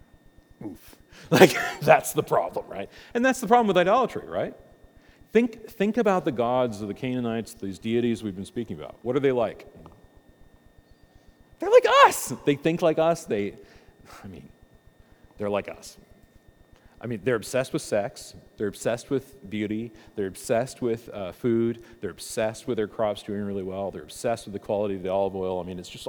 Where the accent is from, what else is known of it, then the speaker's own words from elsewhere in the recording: United States; I'm an American